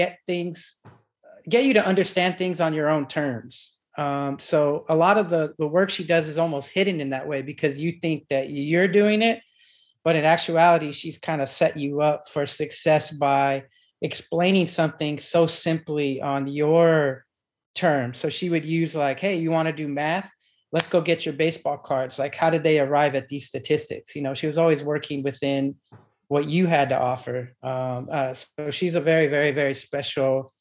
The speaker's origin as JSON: {"language": "English", "town": "Deming", "region": "New Mexico", "country": "United States", "tie": "born or raised there", "also_born_or_lived": "New York", "moved": "as an adult", "said": "I am from a little town about 15 miles north of the Mexican border called Deming, which is in New Mexico"}